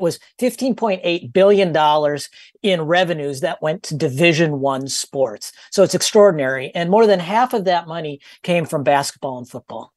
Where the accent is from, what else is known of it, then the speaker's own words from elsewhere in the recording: Minnesota, United States; I'm from Minnesota